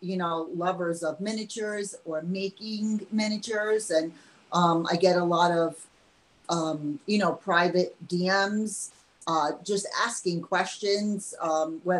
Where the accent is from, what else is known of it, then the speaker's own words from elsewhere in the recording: New York, United States; I'm from New York.